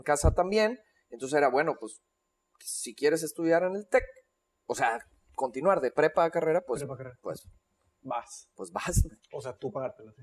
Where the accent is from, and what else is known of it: Monterrey, Nuevo León, Mexico; born or raised there; also born or lived in Mexico City